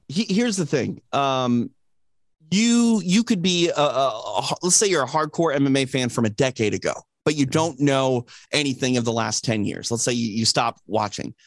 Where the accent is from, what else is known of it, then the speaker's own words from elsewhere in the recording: Midwest, United States; now in Los Angeles, United States; I'm from I'm from the Midwest, so like I have family that live, you know, in the rural parts of uh, Minnesota